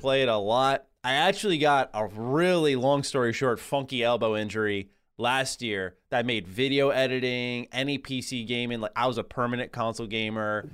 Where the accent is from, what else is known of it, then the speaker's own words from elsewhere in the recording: New York, United States; Born and raised in New York, I'm a Rangers guy